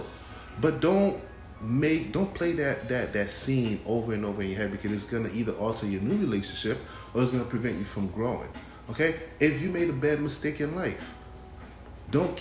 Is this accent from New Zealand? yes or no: no; Haiti; moved away; I'm from Haiti, this is my country